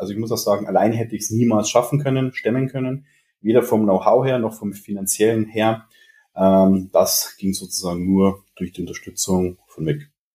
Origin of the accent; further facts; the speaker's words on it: Regensburg, Bavaria, Germany; ich komme aus Regensburg, bin 32 Jahre alt